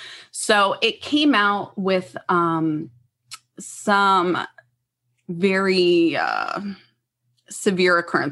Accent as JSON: {"language": "English", "town": "Freehold", "region": "New Jersey", "country": "United States", "tie": "born or raised there", "said": "I'm originally from the New Jersey, Philadelphia area. And as a little girl, I lived in Freehold, New Jersey."}